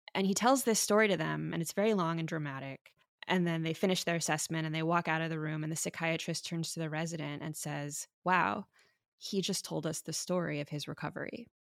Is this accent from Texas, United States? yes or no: no; Miami, Florida, United States; now in San Francisco, United States; I'm a doctor in San Francisco, but I grew up in Miami, Florida